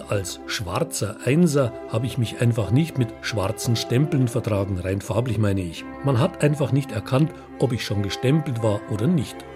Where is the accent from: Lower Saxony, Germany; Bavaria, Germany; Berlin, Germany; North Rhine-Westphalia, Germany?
Bavaria, Germany; Denn mein Heimatland, das Königreich Bayern, ist 1849 Vorreiter, erstes Land im Deutschen Bund